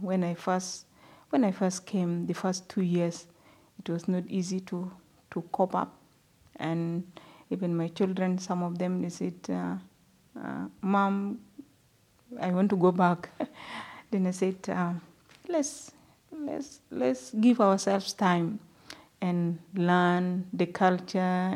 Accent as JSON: {"language": "English", "country": "South Sudan", "also_born_or_lived": "Uganda", "moved": "as an adult", "lives_now": "Perth, Australia", "said": "I'm originally from South Sudan."}